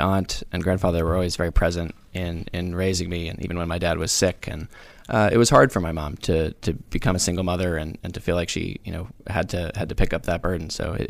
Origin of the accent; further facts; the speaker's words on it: South Carolina, United States; also born or lived in Rhode Island / Virginia; I'm from two places. I'm from Rhode Island and South Carolina.